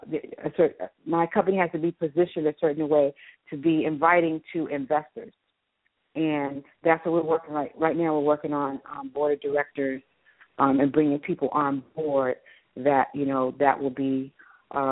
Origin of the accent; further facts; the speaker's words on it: Houston, Texas, United States; I'm from Houston, Texas